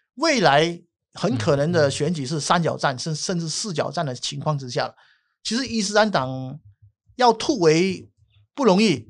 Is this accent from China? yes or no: no; Malaysia; 我们马来西亚教义制度所教导的